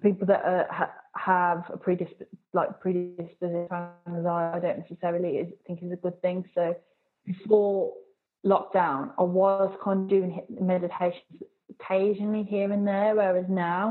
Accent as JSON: {"language": "English", "town": "Birmingham", "region": "West Midlands", "country": "United Kingdom", "also_born_or_lived": "Swansea", "said": "in Birmingham, depending on which area you're in, so, like, I'm from Bourneville."}